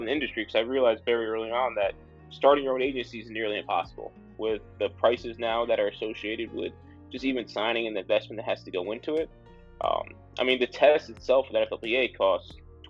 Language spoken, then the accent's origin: English; United States; I was born right outside of New York